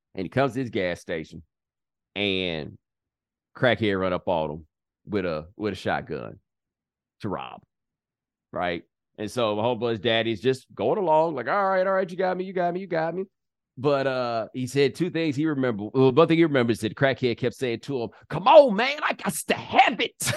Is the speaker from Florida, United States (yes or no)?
no; Texas, United States; I'm from Texas